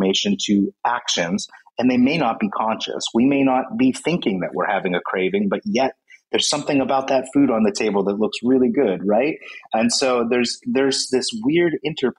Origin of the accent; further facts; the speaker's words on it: United States; I'm from the United States